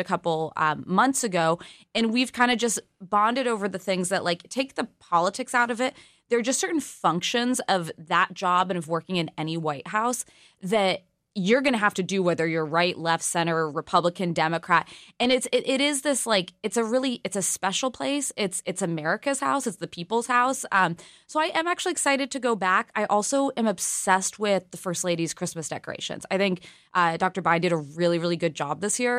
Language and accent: English; California, United States; I'm from California